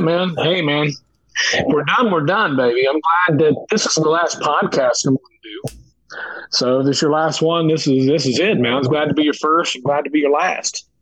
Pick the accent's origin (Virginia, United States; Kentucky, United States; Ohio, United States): Ohio, United States; Nelsonville; When I was a kid, a little boy down southeastern Ohio in Nelsonville